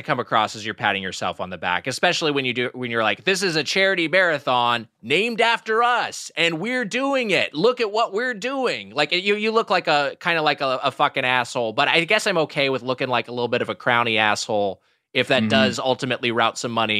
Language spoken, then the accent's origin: English; Southern California, United States; me growing up in Southern California